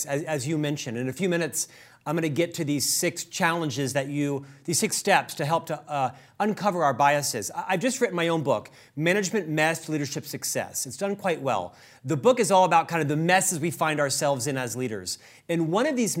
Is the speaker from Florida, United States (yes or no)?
yes; Orlando, Florida, United States; I'm actually from Orlando, Florida